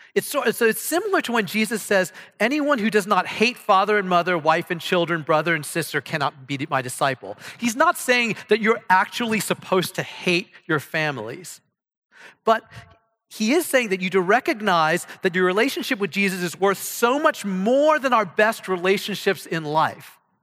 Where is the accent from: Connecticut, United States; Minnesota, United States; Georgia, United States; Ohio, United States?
Ohio, United States; moved away as an adult; now in Texas, United States; I come from Ohio